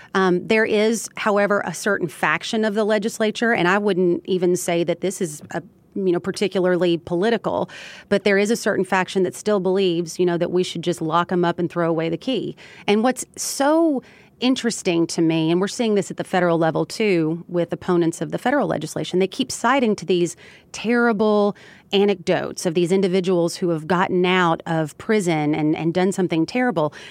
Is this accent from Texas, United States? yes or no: no; Elizabethtown, Kentucky, United States; my hometown of Elizabethtown, Kentucky.